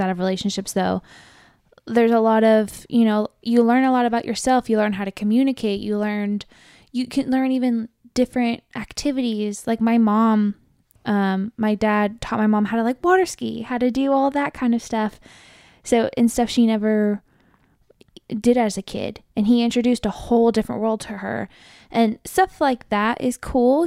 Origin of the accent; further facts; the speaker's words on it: Riverside County, California, United States; I grew up in Riverside County